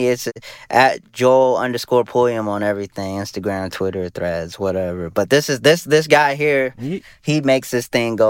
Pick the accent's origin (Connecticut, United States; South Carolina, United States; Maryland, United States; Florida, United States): South Carolina, United States; We grew up in South Carolina, and it does not fit the ACC.